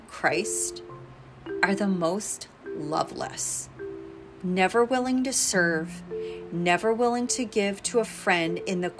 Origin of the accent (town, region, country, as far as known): United States